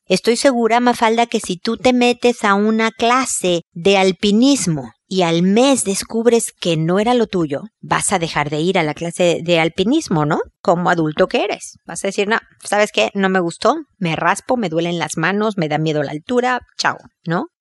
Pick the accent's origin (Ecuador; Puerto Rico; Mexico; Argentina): Mexico; soy mexicana